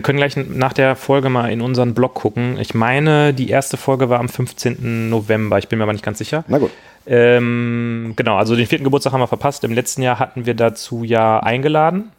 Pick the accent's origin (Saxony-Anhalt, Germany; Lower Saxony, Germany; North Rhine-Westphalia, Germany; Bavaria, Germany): North Rhine-Westphalia, Germany; near Gelsenkirchen; ich bin äh, in der Nähe von Gelsenkirchen aufgewachsen